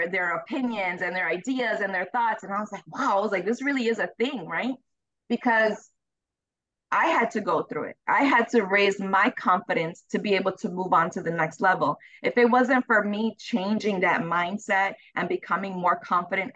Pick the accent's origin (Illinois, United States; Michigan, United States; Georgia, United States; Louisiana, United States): Illinois, United States; Chicago; I'm from Chicago. I was raised in Chicago